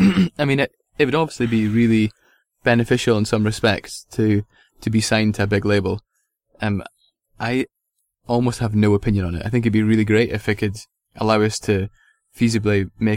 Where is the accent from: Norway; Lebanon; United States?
United States; Milwaukee, Wisconsin; from Milwaukee.